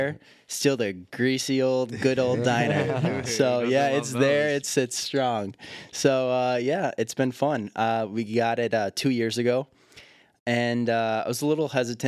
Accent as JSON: {"language": "English", "town": "Syracuse", "region": "New York", "country": "United States", "tie": "born or raised there", "moved": "as an adult", "said": "born and raised in Syracuse, and moved back 2 years ago"}